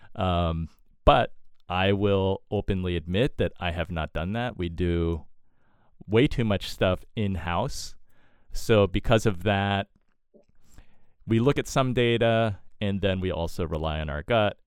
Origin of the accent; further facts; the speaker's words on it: East Coast, United States; Born and raised on the East Coast